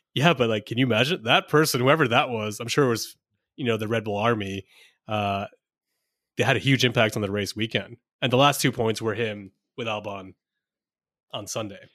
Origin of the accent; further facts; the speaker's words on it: India; I'm Indian